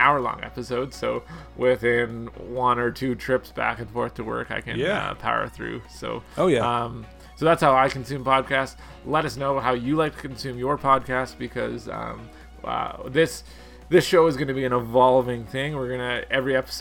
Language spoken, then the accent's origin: English; Canada; I'm Canadian